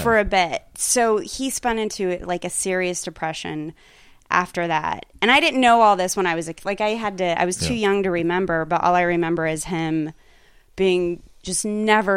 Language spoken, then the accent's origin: English; Pueblo, Colorado, United States; moved away as an adult; also born or lived in New York / Los Angeles; I grew up in Pueblo, Colorado.